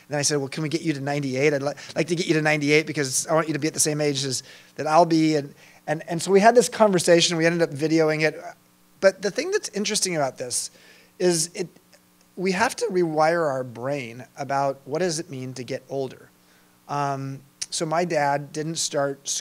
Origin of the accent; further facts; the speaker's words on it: Long Beach, California, United States; moved away; I grew up in Long Beach